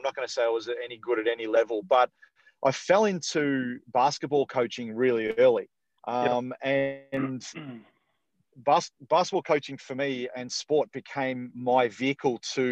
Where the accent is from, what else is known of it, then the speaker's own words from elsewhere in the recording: Dandenong, Victoria, Australia; now in Perth area, Australia; I'm a Victorian born and bred. So I was born in Dandenong, which is about sort of probably 35 minutes or 40 minutes sort of south of main city Melbourne